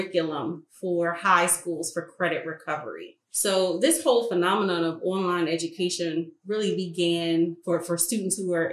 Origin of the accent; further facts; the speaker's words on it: Philadelphia, Pennsylvania, United States; I grew up in Philadelphia